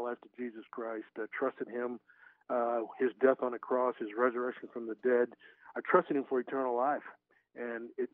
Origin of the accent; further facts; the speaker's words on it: Martha's Vineyard, Massachusetts, United States; also born or lived in New York City, New York; I was born in New York, never knew my biological parents, was in an orphanage for a small bit of time. Was brought as a foster child to Massachusetts off of Cape Cod, a place called Martha's Vineyard